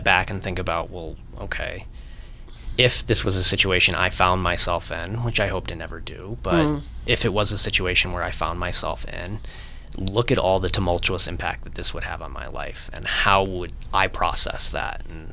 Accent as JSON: {"language": "English", "town": "Monument", "region": "Colorado", "country": "United States", "tie": "born or raised there", "also_born_or_lived": "Virginia", "said": "I was born in Colorado Springs. I grew up in Monument, graduated high school at Lewis Palmer in 2008"}